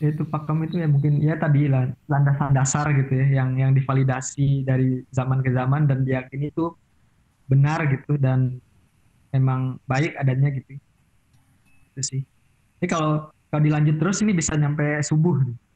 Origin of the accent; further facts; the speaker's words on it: Cirebon, West Java, Indonesia; soalnya kan saya sendiri kan Sunda yang bukan Sunda banget kan. Cirebon kan termasuk ya